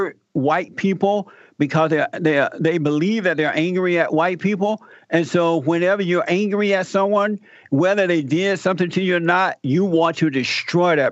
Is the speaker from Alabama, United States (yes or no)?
yes; Alabama, United States; I was born in Alabama. I was raised and grew up under the Jim Crow laws. I had to work the plantation.